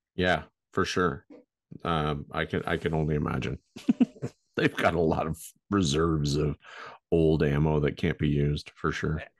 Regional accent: Canada; we're Canadian.

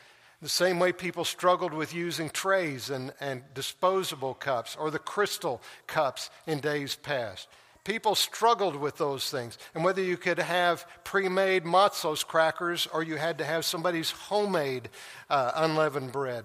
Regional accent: Tulsa, Oklahoma, United States; moved away; my hometown, back to Tulsa, and drive down the street where I grew up

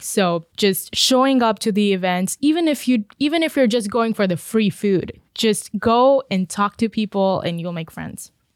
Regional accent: India; moved away as an adult; now in United States; I was born and brought up in India.

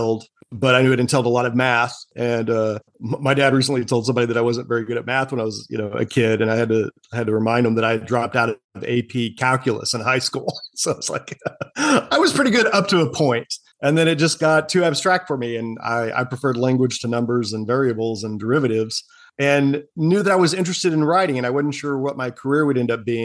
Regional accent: Oklahoma City, Oklahoma, United States; accent: Okie; moved away; also born or lived in San Antonio, Texas; I was born and raised in Oklahoma City. So you'll get a little bit of an Okie accent, even though I haven't been back there in a few decades

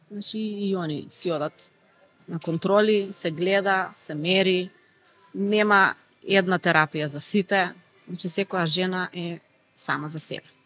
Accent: North Macedonia; кај нас во Македонија

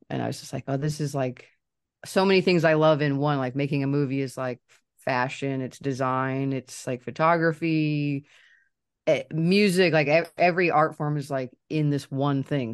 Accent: Kansas City, United States; I'm from Kansas City and I still live here.

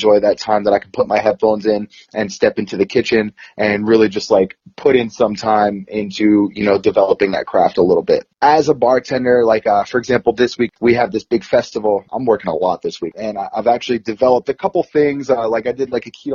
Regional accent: East Coast, United States; I'm from the East Coast

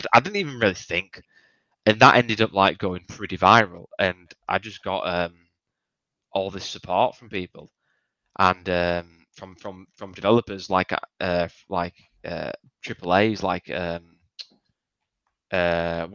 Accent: United Kingdom; I'm British

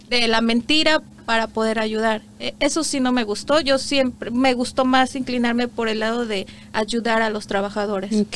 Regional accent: Iguala, Guerrero, Mexico; moved away as an adult; also born or lived in Morelos, Mexico; now in Canada; yo nací en el estado de Guerrero, nací en Iguala Guerrero

